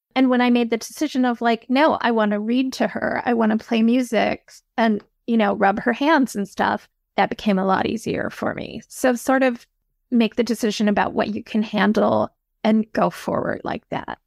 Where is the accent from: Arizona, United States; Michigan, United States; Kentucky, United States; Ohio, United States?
Michigan, United States; Midland; I grew up in Midland, Michigan, which is the headquarters of the Dow Chemical Company.